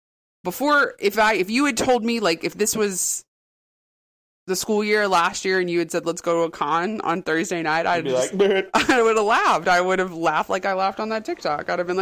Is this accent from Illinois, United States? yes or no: no; Raleigh, North Carolina, United States; I'm from Raleigh originally. I was born and raised here. So I've been here over 40 years.